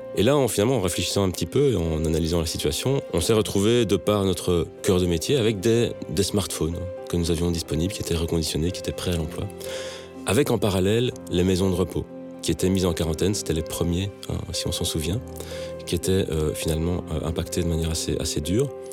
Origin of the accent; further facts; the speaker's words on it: Belgium; moved away as an adult; also born or lived in Matadi, Democratic Republic of the Congo / Lubumbashi, Democratic Republic of the Congo; à mon retour en Belgique après ces dix années hein, d'expatriation